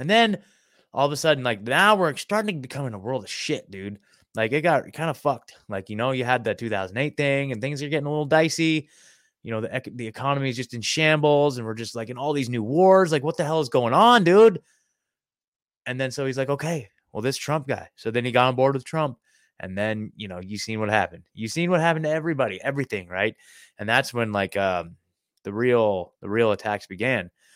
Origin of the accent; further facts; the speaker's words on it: Oregon, United States; moved away as an adult; now in Nashville, United States; I'm in Nashville, Tennessee now, but I was born and raised in Oregon